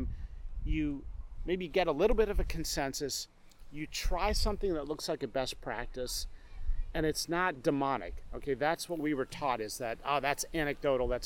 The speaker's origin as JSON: {"language": "English", "region": "rural Pennsylvania", "country": "United States", "tie": "born or raised there", "also_born_or_lived": "England", "said": "I was a kid, we'd go to Friday Night Lights in this small town in rural Pennsylvania"}